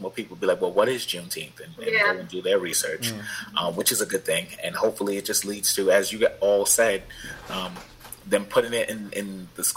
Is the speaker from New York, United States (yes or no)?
yes; New York City, New York, United States; I remember riding down Eastern Parkway when I was a little kid growing up in Brooklyn